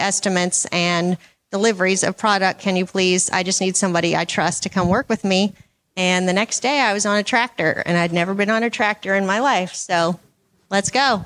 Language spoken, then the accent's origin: English; Washington, United States; from Washington State